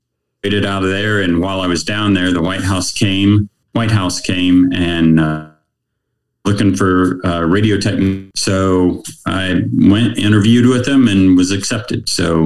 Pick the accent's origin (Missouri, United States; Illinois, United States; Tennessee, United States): Missouri, United States; Small town, USA. I think it's probably 36,000 people strong now, close to that back then. So it hasn't changed a whole bunch. It's a college town, but it was quintessential Americana.